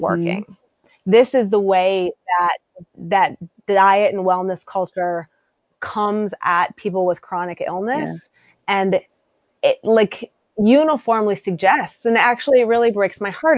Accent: South Dakota, United States; now in Massachusetts, United States; I'm from South Dakota originally. I live in Massachusetts now

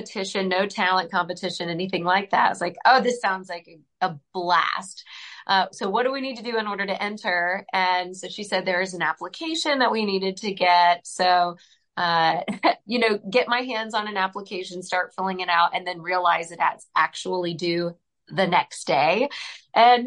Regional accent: Southern Indiana, United States; I'm originally from Southern Indiana. I grew up on a dairy farm

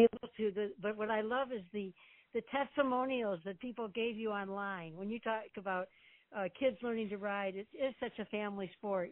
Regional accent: Detroit, Michigan, United States; moved away; Detroit, a couple different trips, my hometown

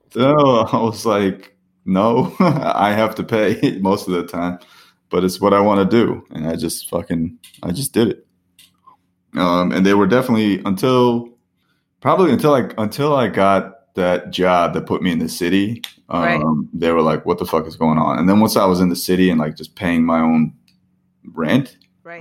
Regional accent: Parsippany, New Jersey, United States; I'm from Parsippany

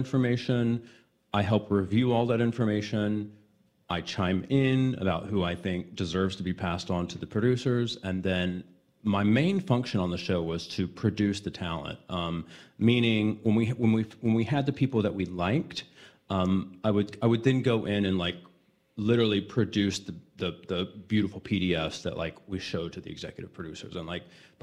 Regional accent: Houston, Texas, United States; moved away; also born or lived in Los Angeles; down in Houston in my hometown

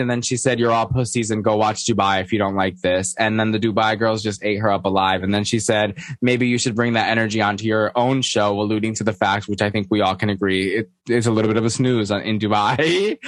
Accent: New York, United States; I'm a New Yorker.

